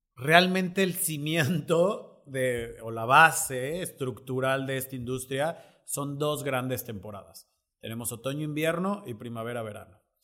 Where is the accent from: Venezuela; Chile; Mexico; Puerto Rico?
Mexico